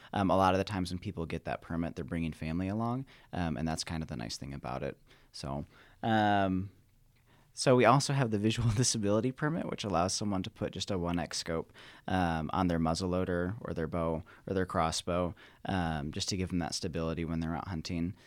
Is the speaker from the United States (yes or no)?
yes; Michigan, United States; moved away as an adult; now in Nevada, United States; I grew up in Michigan and went to Michigan State.